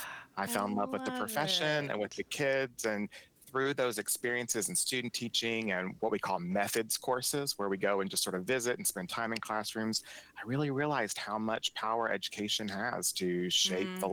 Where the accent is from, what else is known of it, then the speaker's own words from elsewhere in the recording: Frankfort, Kentucky, United States; I'm from Frankfort, Kentucky